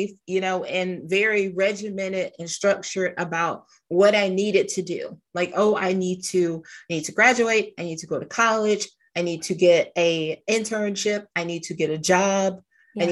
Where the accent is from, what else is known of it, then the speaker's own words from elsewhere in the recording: the South, United States; I grew up in South